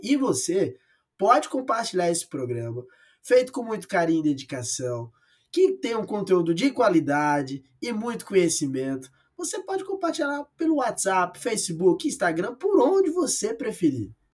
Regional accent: Rio Grande do Norte, Brazil; moved away; Rio Grande do Norte, a terra onde eu cresci e que eu amo demais

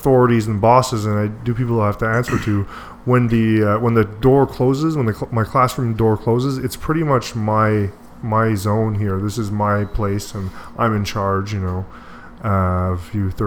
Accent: Deux-Montagnes, Quebec, Canada; my hometown of Two Mountains

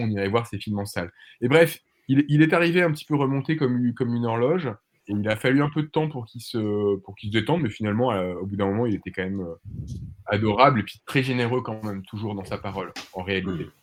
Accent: France; on est français

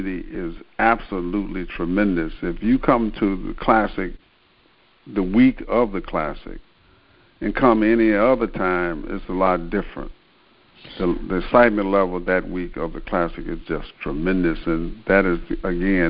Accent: Memphis, Tennessee, United States; Memphis is my hometown

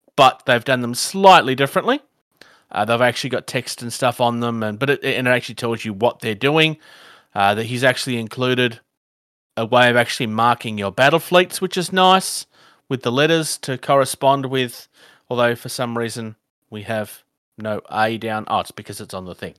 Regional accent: Australia; I'm from Australia

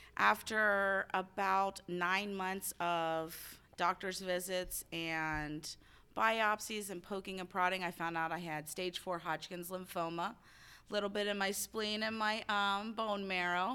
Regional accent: Cincinnati, Ohio, United States; I am from Cincinnati, Ohio

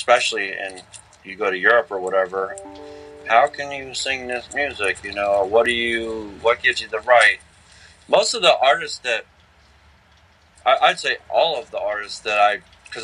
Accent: Philadelphia, Pennsylvania, United States; I grew up in Philadelphia

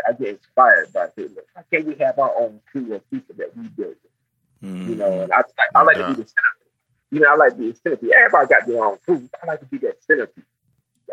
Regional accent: United States; also born or lived in Augusta / the South; I'm just a little cat from North Carolina

